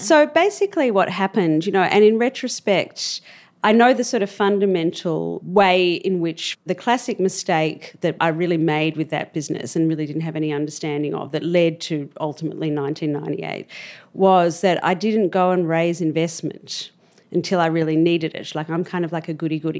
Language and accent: English; Melbourne, Victoria, Australia; moved away; I grew up in Albert Park, actually. That's where I was born